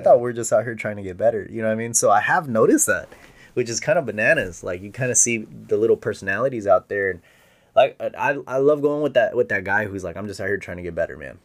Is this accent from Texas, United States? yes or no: yes; Presidio, Texas, United States; now in San Antonio, United States; I grew up in West Texas